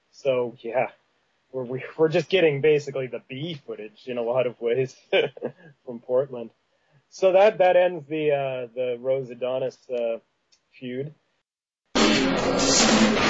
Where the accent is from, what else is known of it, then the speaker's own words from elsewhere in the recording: Saskatchewan, Canada; moved away; also born or lived in Winnipeg, Manitoba; I was born in Saskatchewan, actually, and I lived in Winnipeg when I was very young. And so I probably sound like Roddy Piper in a lot of ways